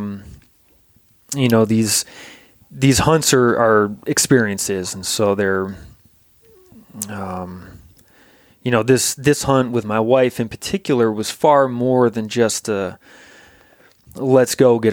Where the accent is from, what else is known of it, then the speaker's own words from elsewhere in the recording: Vermont, United States; moved away as an adult; now in Alaska, United States; I grew up in Vermont and, kind of a dairy farming family